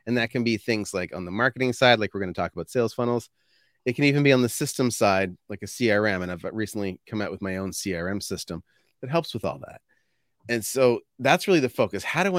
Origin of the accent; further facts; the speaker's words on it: Fredericton, New Brunswick, Canada; I was born in Fredericton, New Brunswick, which I'm only 20 minutes away from there now. So at the end of the day, I didn't end up getting very far.